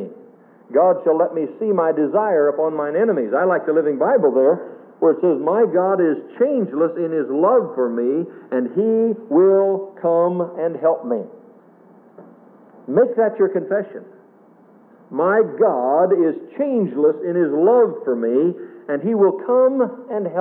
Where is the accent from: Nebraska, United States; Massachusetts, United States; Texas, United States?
Nebraska, United States; my hometown years ago in Nebraska